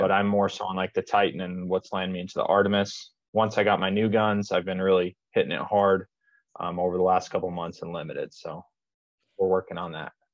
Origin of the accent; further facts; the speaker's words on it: Las Vegas, Nevada, United States; i'm from vegas